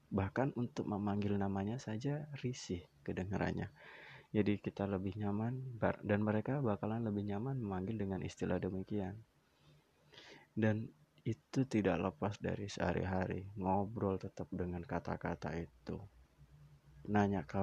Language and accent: Indonesian; Java, Indonesia; Kebetulan aku berasal dari Jawa. Di Jawa Timur itu ada istilah panggilan yang sering sekali digunakan.